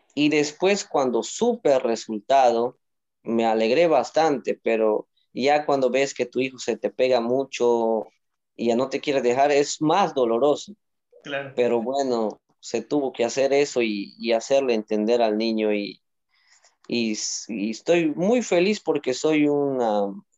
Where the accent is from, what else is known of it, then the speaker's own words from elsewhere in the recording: Moyobamba, San Martín, Peru; soy de Moyobamba, de la región de San Martín, la selva.